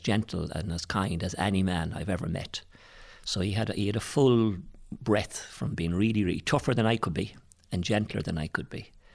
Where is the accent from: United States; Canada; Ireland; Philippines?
Ireland; Tuam, Connacht; I'm from Tuam. I went to the Christian Brothers in Tuam